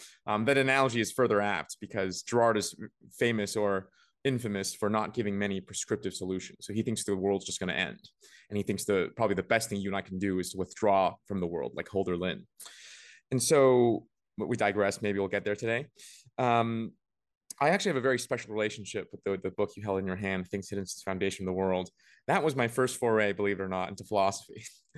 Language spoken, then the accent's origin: English; Beijing, China; also born or lived in Vancouver; I was born and raised between Beijing. Well, I was born only in Beijing, but I was raised between Beijing and Vancouver.